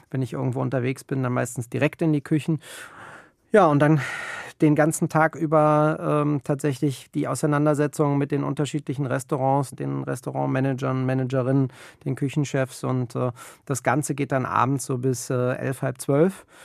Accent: Berlin, Germany; Und ähm, als Berliner hast du einfach eine, ein anderes Mindset. Du bist in, in einer vibrierenden Stadt groß geworden

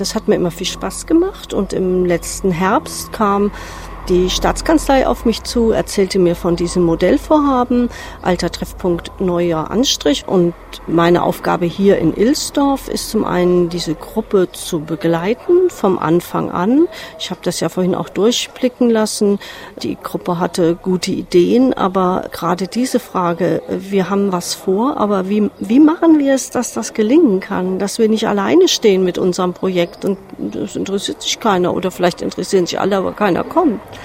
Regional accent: Marburg, Hesse, Germany; Stadtplanerin. Ich komme aus Marburg

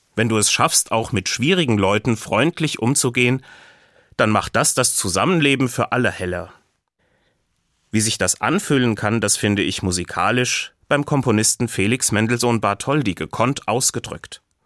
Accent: Hesse, Germany; bei uns in Hessen

